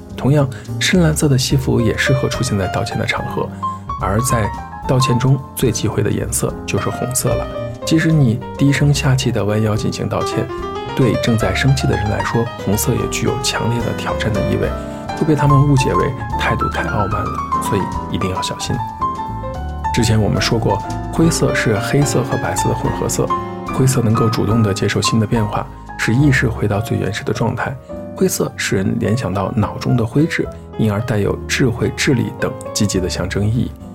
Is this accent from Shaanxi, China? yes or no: yes; Xi'an, Shaanxi, China; 作为一名西安人